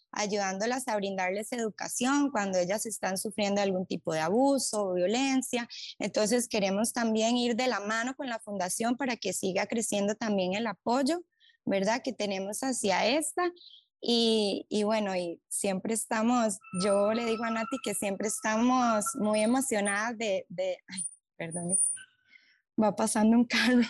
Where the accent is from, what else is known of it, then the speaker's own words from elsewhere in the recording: Costa Rica; en Costa Rica, en nuestro país